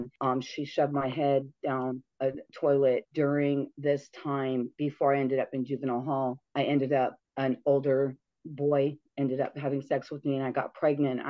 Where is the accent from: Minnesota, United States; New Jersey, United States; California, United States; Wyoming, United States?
California, United States; Redondo Beach; moved away as an adult; also born or lived in Tustin, California; now in Las Vegas, United States; we moved 2 cities away from Redondo Beach